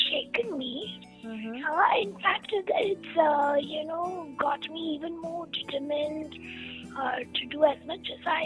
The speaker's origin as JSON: {"language": "English", "region": "Kerala", "country": "India", "said": "Yeah, I am very proud prodigy of Kerala."}